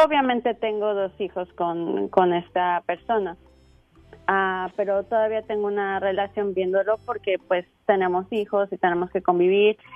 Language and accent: Spanish; Mexico; yo soy de México